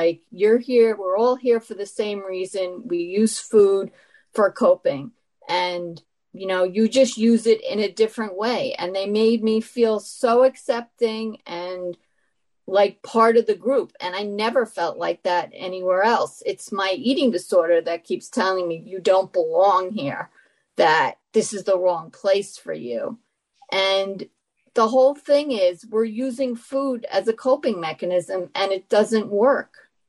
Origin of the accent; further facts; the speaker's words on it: New York, United States; anorexic. I'm from New York